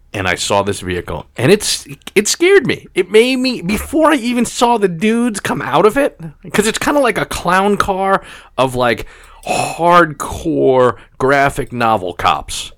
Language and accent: English; New York City, New York, United States; I grew up on Staten Island, and, and, Staten Island is one of the five boroughs of New York City